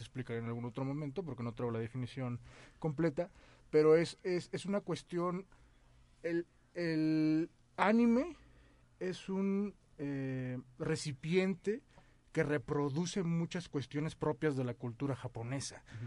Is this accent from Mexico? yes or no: yes; Mexico